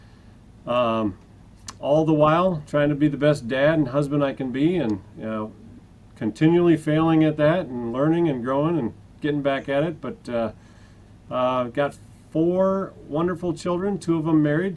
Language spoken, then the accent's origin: English; St. Paul, Minnesota, United States; moved away as an adult; also born or lived in Alabama; now in Wisconsin, United States; I grew up in the St. Paul, Minnesota area, but about 20 years ago I moved to Wisconsin.